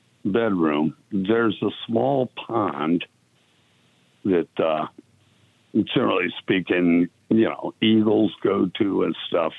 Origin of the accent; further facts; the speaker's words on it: Akron, Ohio, United States; now in Fort Myers, United States; I was from Akron originally, and I moved to Galion, Ohio, where she lived.